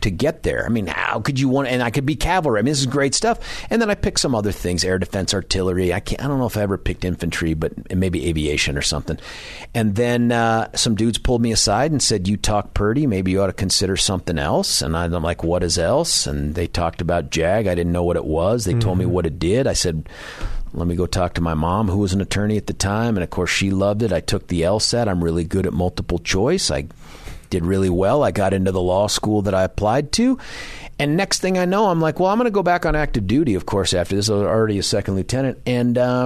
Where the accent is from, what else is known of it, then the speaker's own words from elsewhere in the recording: San Diego, California, United States; also born or lived in Colorado; now in Denver, United States; That's totally my hometown.